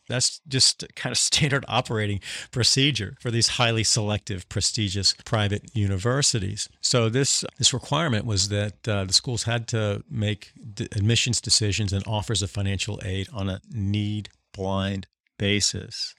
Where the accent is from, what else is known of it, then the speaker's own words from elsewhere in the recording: North Carolina, United States; the ignorant George Wallace segregationist language that I grew up with in North Carolina in the nineteen sixties and nineteen seventies